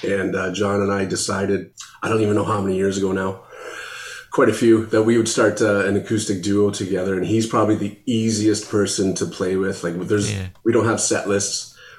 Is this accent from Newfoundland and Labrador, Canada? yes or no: no; London, Ontario, Canada; now in Ottawa, Canada; Yeah, so I'm newer to the Ottawa area. I'm actually from London, Ontario, like St. Thomas, that area.